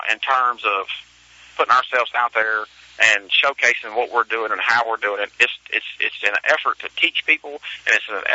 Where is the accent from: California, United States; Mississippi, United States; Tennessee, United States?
Mississippi, United States; I grew up in Mississippi